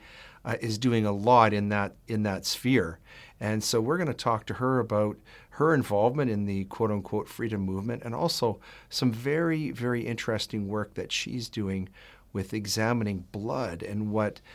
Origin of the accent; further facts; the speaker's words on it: Edmonton, Alberta, Canada; I'm originally from Edmonton